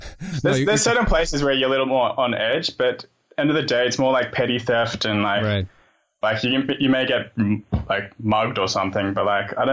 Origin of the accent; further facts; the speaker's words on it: Sydney, New South Wales, Australia; moved away as an adult; also born or lived in New York; I grew up in Sydney, moved to New York when I was 21. I stayed there for 5 years.